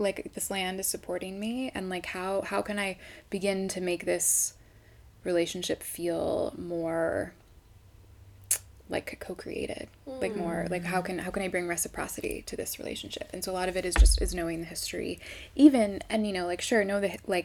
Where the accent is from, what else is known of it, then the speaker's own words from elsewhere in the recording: Midwest, United States; also born or lived in East Coast; now in Sedona, United States; I grew up in the Midwest and I spent a lot of time on the East Coast, and yeah, now I'm here in Sedona